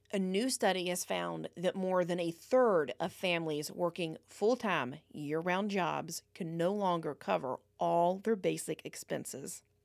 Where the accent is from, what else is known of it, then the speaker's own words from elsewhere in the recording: United States; we're American